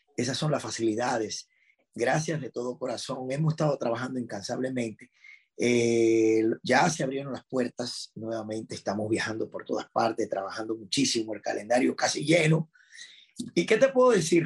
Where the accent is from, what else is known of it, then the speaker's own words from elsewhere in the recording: Dominican Republic; estar en mi país